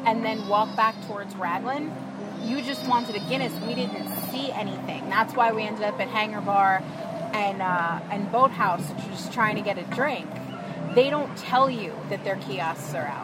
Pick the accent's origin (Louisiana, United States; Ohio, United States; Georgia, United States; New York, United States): New York, United States; moved away; someone born and raised in New York